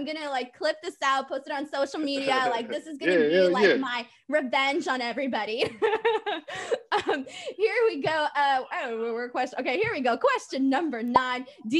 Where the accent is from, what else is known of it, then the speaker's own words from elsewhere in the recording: Los Angeles, California, United States; Yeah, my hometown.